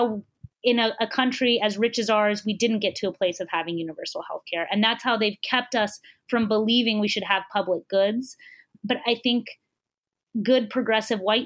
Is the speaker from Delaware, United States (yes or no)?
no; Texas, United States; my home state of Texas